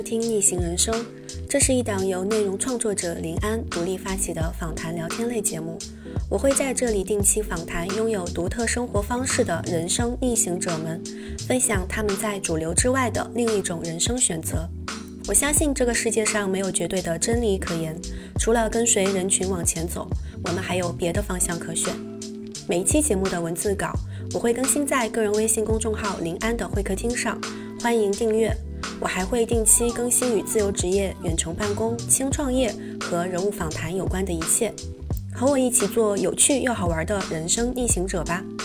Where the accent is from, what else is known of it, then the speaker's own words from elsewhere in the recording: Hubei, China; moved away as an adult; also born or lived in Beijing / Shanghai; now in Hangzhou, China; 我们那边我是在湖北长大的嘛嗯。但是我其实从小是在城里长大的